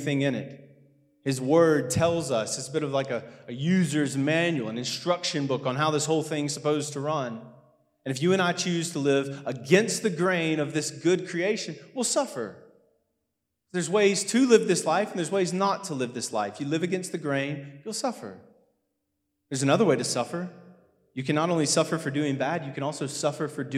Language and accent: English; United States; moved away; I'm American